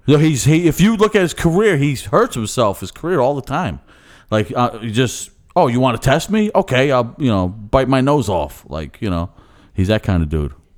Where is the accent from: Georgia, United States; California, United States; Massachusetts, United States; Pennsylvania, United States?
Pennsylvania, United States; Philadelphia; accent: Philly; my Philly accent